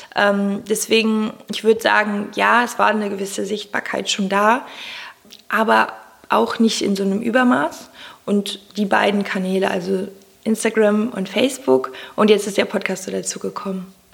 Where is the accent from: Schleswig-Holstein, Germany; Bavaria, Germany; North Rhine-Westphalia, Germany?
North Rhine-Westphalia, Germany; Cologne; ich komme aus Köln